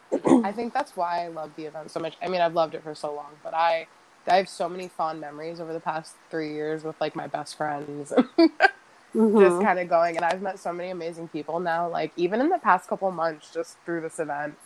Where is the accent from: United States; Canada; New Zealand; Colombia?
United States; South Florida; I'm a Florida, you know, born and raised girl. I was born down in South Florida, right on the edge of the Everglades, pretty much.